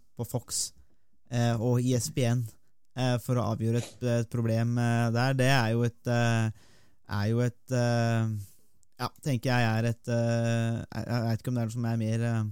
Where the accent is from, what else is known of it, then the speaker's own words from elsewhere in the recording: Norway; vi har den interessen som nordmenn